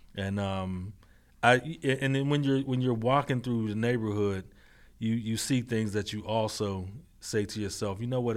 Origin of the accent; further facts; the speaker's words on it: Braddock, Pennsylvania, United States; born and raised in Braddock, P A, in North Braddock, P A, uh, the Mon Valley